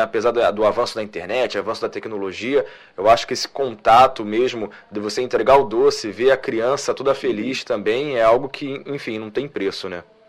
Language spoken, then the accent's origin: Portuguese; Nilópolis, Rio de Janeiro, Brazil; eu sou de Nilópolis, então município ali vizinho na Baixada